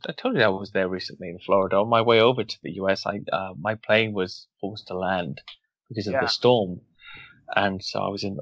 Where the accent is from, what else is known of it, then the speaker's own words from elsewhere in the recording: Wales, United Kingdom; I'm from Wales